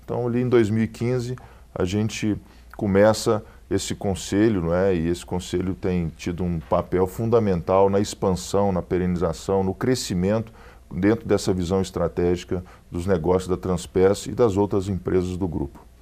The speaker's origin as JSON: {"language": "Portuguese", "town": "Belo Horizonte", "region": "Minas Gerais", "country": "Brazil", "said": "a nossa família é natural aqui de Belo Horizonte"}